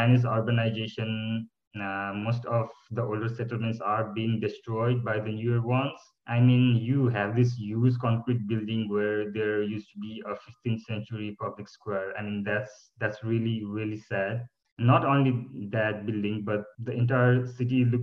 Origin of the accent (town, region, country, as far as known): Kathmandu, Bagmati, Nepal; born or raised there; moved away as an adult; now in Cottbus, Germany